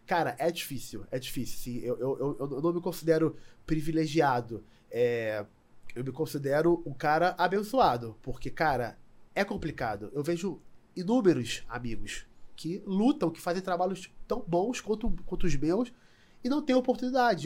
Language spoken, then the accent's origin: Portuguese; Rio de Janeiro, Brazil; eu sou nascido e criado em Madureira